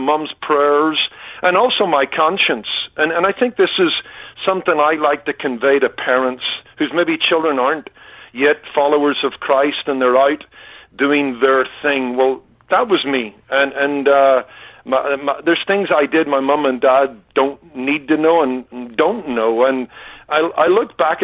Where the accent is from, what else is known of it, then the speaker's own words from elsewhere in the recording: Belfast, Northern Ireland, United Kingdom; now in Anaheim Hills, United States; growing up in Belfast